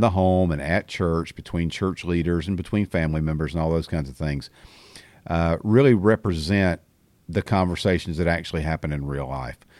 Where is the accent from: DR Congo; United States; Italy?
United States; the South; I, I'm only speaking from the South 'cause I have never lived anywhere else